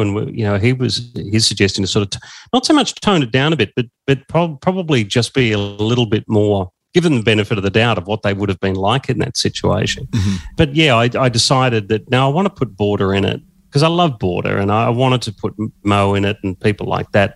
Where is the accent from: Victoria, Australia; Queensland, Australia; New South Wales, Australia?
Victoria, Australia; Echuca; also born or lived in Swan Hill; I grew up in Echuca in, uh, and so in 1984 I was at high school in Echuca